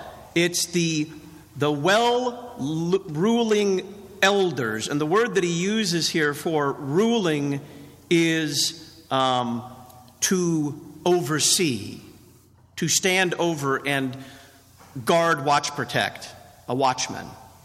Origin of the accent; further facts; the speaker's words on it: Texas, United States; I came from Texas, and where I come from, you don't pay stable boys that much.